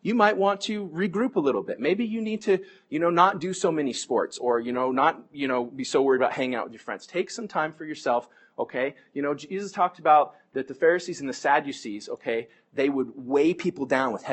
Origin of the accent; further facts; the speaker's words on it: United States; American Christians